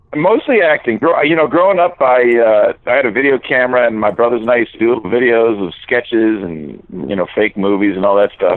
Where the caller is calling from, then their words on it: New York City, New York, United States; I'm in New York City. I'm, oh. I'm calling you from Midtown New York.